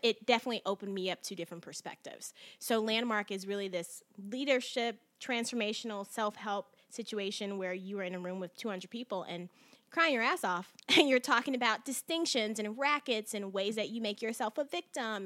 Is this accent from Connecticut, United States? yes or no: no; Chicago, Illinois, United States; moved away; I'm originally from Chicago